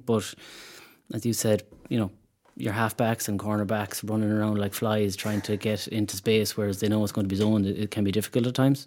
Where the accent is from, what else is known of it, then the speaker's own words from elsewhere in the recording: Mayo, Connacht, Ireland; moved away as an adult; now in Dublin, Ireland; we are from Mayo